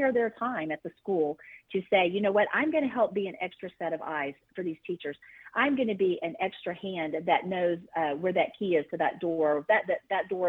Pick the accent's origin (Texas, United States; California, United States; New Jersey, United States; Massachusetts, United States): Texas, United States; my home state of Texas